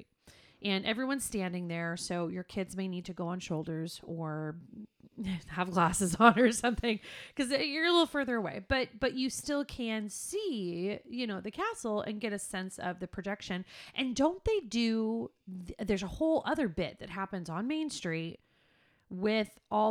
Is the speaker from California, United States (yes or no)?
yes; California, United States; we're from California